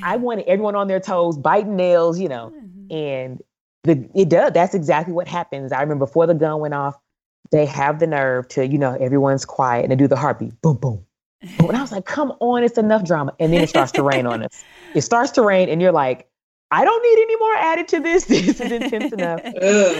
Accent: East St. Louis, Illinois, United States; I'm from East St. Louis, Illinois

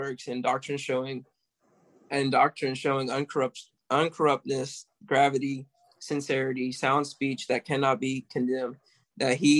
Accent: Olive Branch, Mississippi, United States; I'm from Olive Branch, Mississippi.

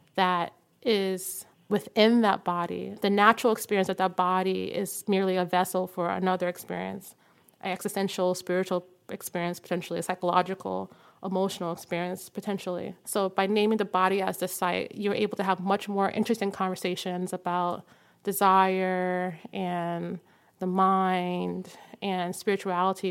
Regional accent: New York, United States; growing up in New York and then growing up in Harlem

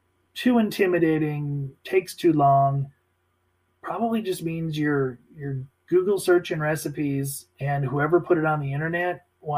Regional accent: Midwest, United States; Like I said, growing up in the Midwest, Italian family.

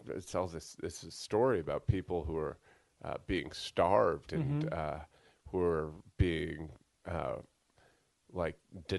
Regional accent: Sandwich, Massachusetts, United States; I'm from Cape Cod.

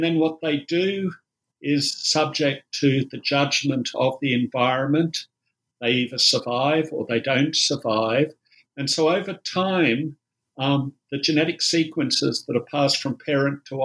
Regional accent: Australia; accent: Australian; I'm an Australian, you might tell from the accent.

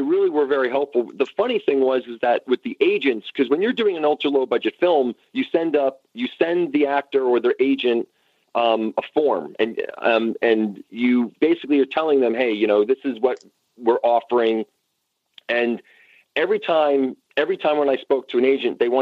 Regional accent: New York, United States; I'm a New Yorker, so I'm kind of used to, you know, straight talk

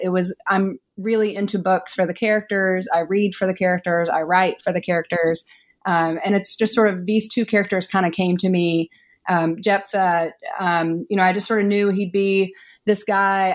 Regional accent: East Tennessee, United States; now in Massachusetts, United States; It's where I grew up. I grew up in East Tennessee in the mountains.

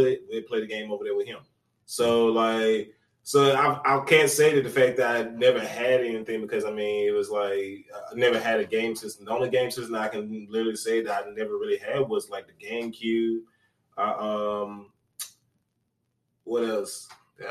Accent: North Carolina, United States; I'm from the United States

